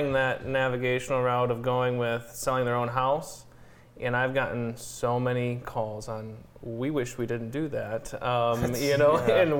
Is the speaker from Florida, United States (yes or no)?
no; Napoleon, Michigan, United States; I grew up in Napoleon